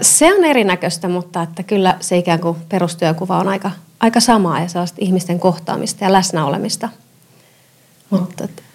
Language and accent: Finnish; Seinäjoki, South Ostrobothnia, Finland; moved away as an adult; also born or lived in Tampere / Helsinki / Vienna; now in Helsinki region, Finland; Mä oon Pohjanmaalta kotoisin